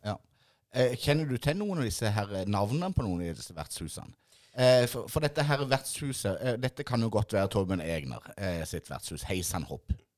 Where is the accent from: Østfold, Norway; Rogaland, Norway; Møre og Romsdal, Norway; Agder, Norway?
Agder, Norway; Mandal; oss som er født og oppvokst på Ime